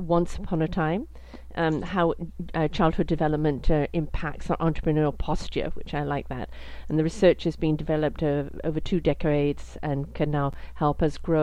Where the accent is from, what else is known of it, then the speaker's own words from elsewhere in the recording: United Kingdom; I'm British